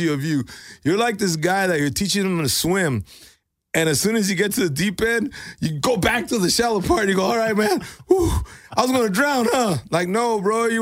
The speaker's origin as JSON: {"language": "English", "country": "Mexico", "moved": "yes", "lives_now": "United States", "said": "I'm Mexican"}